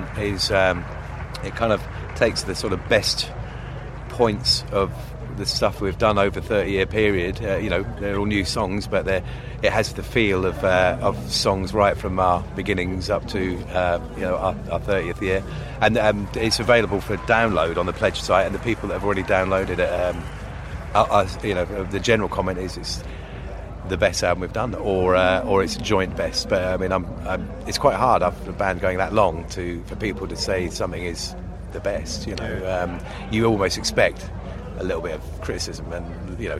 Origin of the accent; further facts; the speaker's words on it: Southampton, South East England, United Kingdom; myself and Paul, we're from Southampton